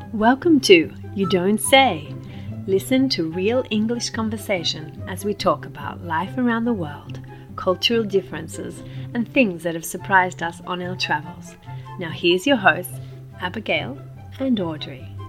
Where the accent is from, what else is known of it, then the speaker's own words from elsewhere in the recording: Australia; now in Italy; I grew up in Australia